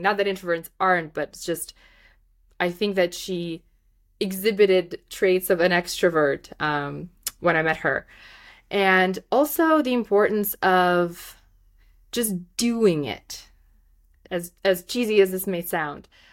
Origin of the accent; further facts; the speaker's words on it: Moldova; first language Russian; English is a second language; moved away; I'm from Moldova, which is just the neighboring country